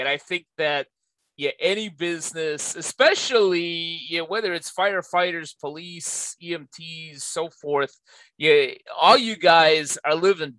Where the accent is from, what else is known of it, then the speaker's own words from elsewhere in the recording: Chicago, Illinois, United States; now in Los Angeles, United States; my hometown of Chicago or in Los Angeles, so where I live now